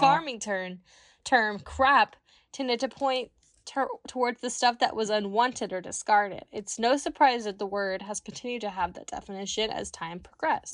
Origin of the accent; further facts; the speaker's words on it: Kansas, United States; I'm from Kansas